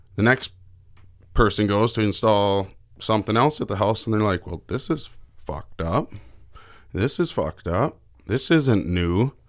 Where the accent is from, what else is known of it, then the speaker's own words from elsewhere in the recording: Roswell, United States; growing up here in Roswell, we're ten miles from Canada.